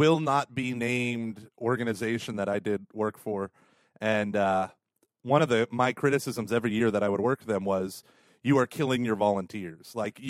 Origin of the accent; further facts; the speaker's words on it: Tulsa, Oklahoma, United States; moved away; also born or lived in St. Louis; I was from Tulsa.